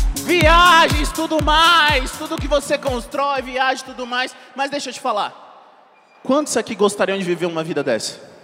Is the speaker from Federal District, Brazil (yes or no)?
yes; Brasília, Federal District, Brazil; Eu sou nascido e criado em Brasília